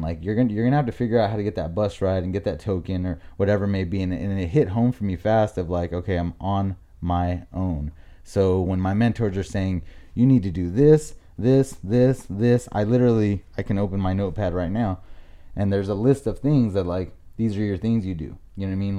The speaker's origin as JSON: {"language": "English", "town": "La Mirada", "region": "California", "country": "United States", "also_born_or_lived": "Buena Park", "moved": "as an adult", "lives_now": "Lake Elsinore, United States", "said": "I'm from La Mirada, Norwalk area."}